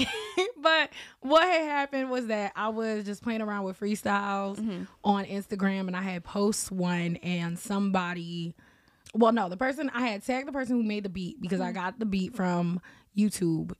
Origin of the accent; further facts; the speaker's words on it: New Jersey, United States; also born or lived in Massachusetts; I was born in New Jersey